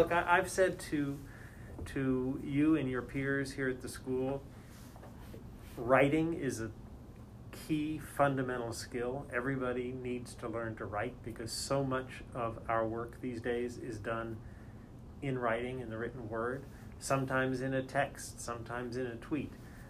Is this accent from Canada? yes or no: yes; Canada; also born or lived in United States; I am Canadian born, but I've lived in the States most of my life, but kind of grew up all over the place, grew up partly in Canada, partly in the United States.